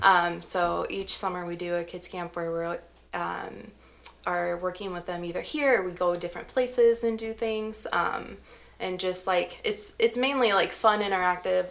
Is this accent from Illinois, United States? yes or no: no; Missouri, United States; moved away; I'm originally from good old Missouri.